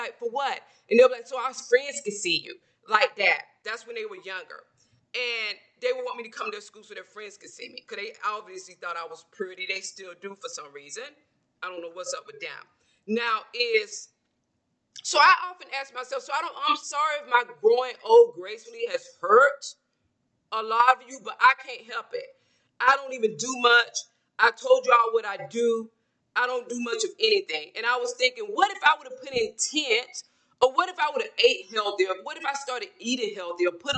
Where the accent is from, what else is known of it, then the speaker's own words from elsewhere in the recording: a small town in Georgia, United States; I'm from Georgia, a small town in Georgia. So I grew up around women